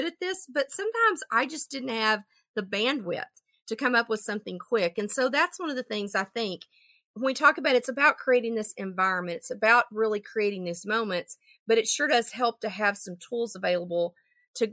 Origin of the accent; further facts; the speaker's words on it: Texas, United States; I'm from Texas